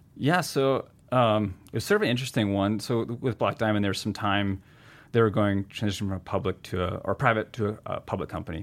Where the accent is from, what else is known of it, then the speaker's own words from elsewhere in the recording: New Hampshire and Vermont, United States; moved away; also born or lived in Seattle; Growing up in New Hampshire and, you know, Vermont